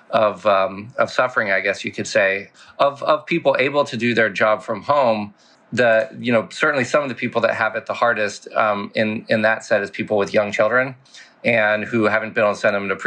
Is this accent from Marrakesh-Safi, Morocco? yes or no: no; Casablanca, Casablanca-Settat, Morocco; also born or lived in France / Paris; as you mentioned, I was born in France. Um, I lived there for seven years before our family moved to Morocco to Casablanca. Uh, so went from Paris to Casablanca. Lived there for eleven years.